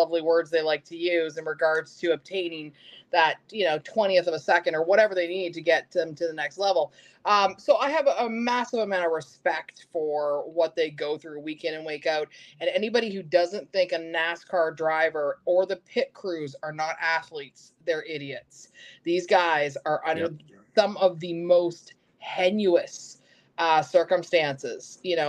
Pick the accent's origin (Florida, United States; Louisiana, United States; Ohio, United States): Florida, United States; I love Daytona. Okay. I'm here in Florida. Daytona.